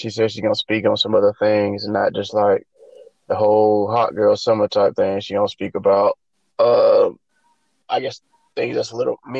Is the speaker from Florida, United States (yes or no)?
yes; Florida, United States; I'm from Florida.